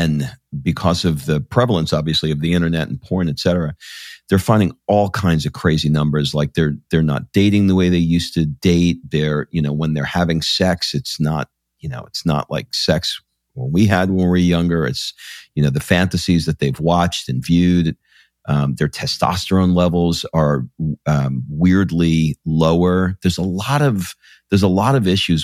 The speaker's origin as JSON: {"language": "English", "town": "New York City", "region": "New York", "country": "United States", "tie": "born or raised there", "said": "I grew up in Queens in New York"}